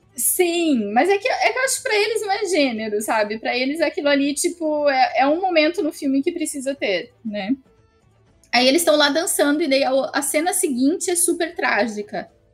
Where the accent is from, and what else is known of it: Brazil